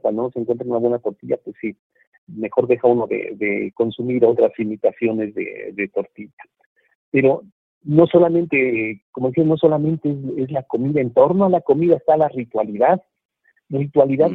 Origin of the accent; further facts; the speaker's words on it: Mexico; perdamos los mexicanos